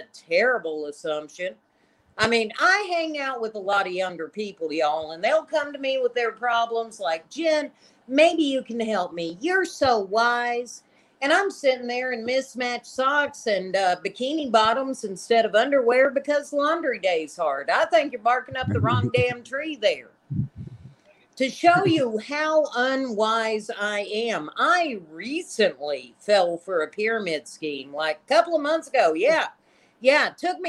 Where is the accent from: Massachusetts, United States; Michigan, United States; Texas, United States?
Texas, United States; Lubbock; I'm from the Lubbock, Texas area